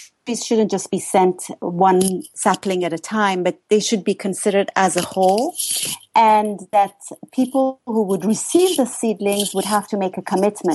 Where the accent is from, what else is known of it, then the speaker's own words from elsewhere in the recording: Iran; moved away; I'm originally from Iran